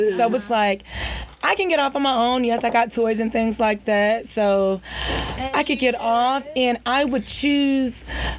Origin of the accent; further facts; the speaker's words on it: Augusta, Georgia, United States; moved away as an adult; now in Atlanta, United States; I'm from Augusta, Georgia, originally.